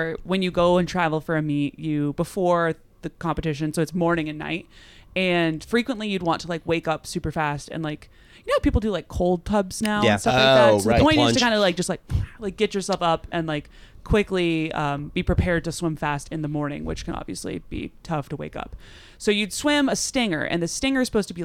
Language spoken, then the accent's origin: English; Rhode Island, United States; moved away; also born or lived in Texas; I'm from Rhode Island in New England